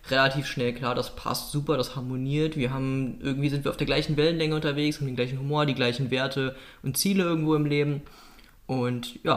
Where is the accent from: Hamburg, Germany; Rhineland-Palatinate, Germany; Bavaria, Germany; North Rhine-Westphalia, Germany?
North Rhine-Westphalia, Germany; denn ich komme aus Nordrhein-Westfalen, genauer gesagt aus dem Oberbergischen Kreis